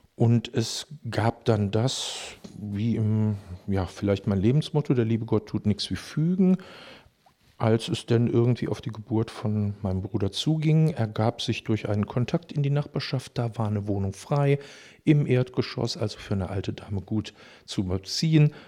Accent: Düsseldorf, North Rhine-Westphalia, Germany; ich bin tatsächlich in Düsseldorf geboren in den 60er Jahren

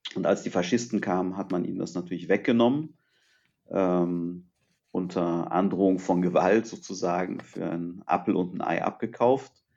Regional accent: Germany; also born or lived in Târgu Mureș, Romania; ich bin in Rumänien geboren, bin aber in Deutschland aufgewachsen. Das heißt, ich war etwas über ein Jahr alt, als meine Eltern mich nach Deutschland gebracht haben

